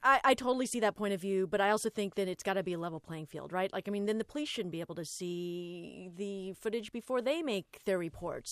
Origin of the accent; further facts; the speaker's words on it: Los Angeles, California, United States; I'm an Angelino and I am from Los Angeles